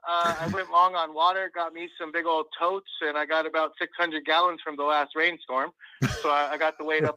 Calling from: Pacoima, California, United States; from Pacoima, California.

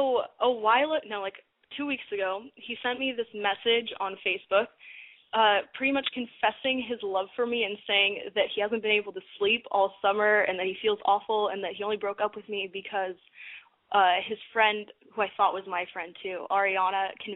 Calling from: Studio City, California, United States; I live in Studio City, and I'm 16.

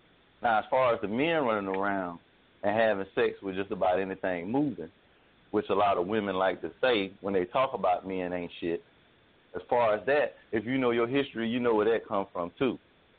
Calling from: Jacksonville, Florida, United States; and I'm calling from Jacksonville, Florida.

